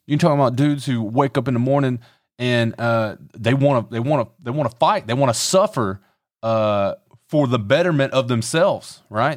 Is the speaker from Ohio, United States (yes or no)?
no; Conway, South Carolina, United States; I grew up in Horry County. I went to a lot of churches here